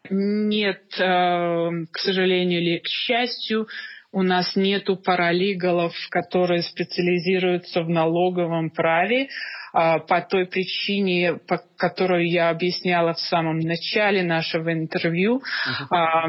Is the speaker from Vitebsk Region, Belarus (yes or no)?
no; Minsk, Belarus; moved away as an adult; now in Toronto, Canada; я из Минска, из Белоруссии